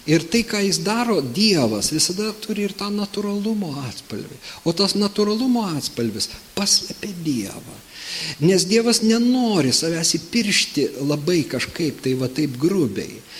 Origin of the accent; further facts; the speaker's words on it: Lithuania; mums kaip lietuviams